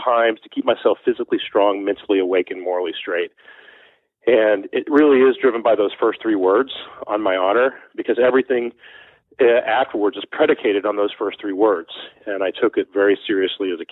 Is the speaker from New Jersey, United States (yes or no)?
no; Beaumont, Texas, United States; now in New York City, United States; Growing up in Beaumont, Texas, which was my hometown, a very small but thriving metropolis in southeast Texas